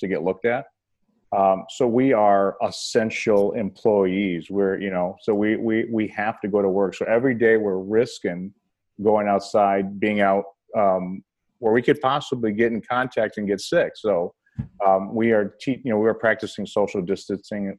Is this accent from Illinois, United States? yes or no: yes; Berwyn, Illinois, United States; also born or lived in Cicero, Illinois; We lived a little bit in Cicero, and then we moved to Berwyn